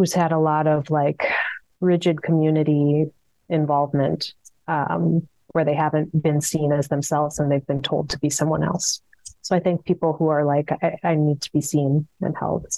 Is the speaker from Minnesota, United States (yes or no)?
yes; Minneapolis, Minnesota, United States; I'm from South Minneapolis, born and raised